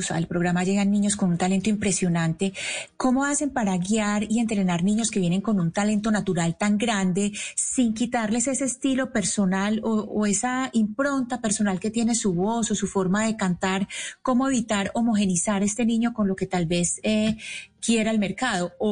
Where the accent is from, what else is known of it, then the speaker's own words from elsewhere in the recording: Colombia; y ahí entonces le pregunto yo, como colombiana, ¿cuál es la diferencia de la Voz Kids Colombia con las eh, otras Voz Kids en donde usted ha estado en Estados Unidos?